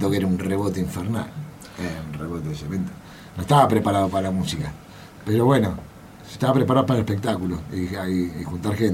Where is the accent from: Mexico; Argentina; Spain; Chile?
Argentina; Buenos Aires; yo nací en Caballito